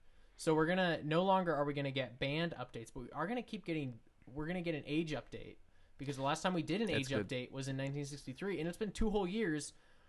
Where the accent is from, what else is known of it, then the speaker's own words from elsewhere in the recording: Anaheim, California, United States; I grew up in Anaheim.